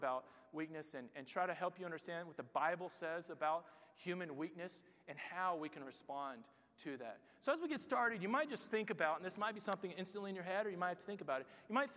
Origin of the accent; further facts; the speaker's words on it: United States; moved away as an adult; now in Barcelona, Spain; I'm from America